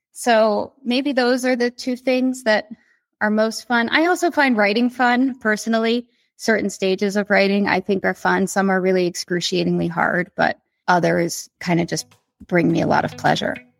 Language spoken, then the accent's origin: English; the Poconos, Pennsylvania, United States; I grew up in the Poconos in Pennsylvania.